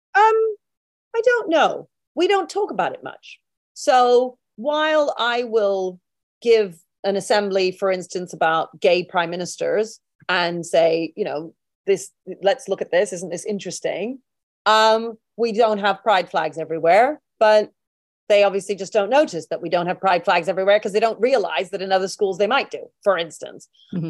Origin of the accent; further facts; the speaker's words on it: United Kingdom; We're all British together.